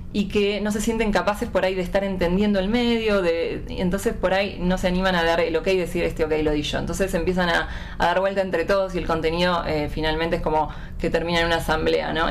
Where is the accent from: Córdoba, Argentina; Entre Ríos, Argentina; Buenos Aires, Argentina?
Buenos Aires, Argentina; de Buenos Aires, Argentina